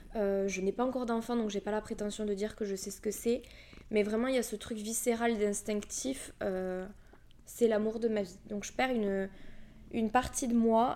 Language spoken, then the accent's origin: French; Toulouse, Occitania, France; accent: Toulouse; je viens de la région toulousaine, mais ça je pense que tu vas vite t'en rendre compte à mon accent